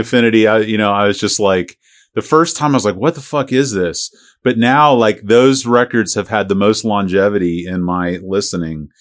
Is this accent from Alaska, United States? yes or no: no; St. Petersburg, Florida, United States; I grew up in Saint Pete